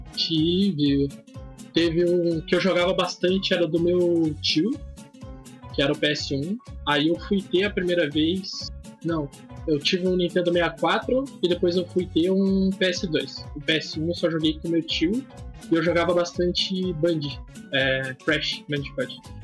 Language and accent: Portuguese; Curitiba, Paraná, Brazil; eu sou de Curitiba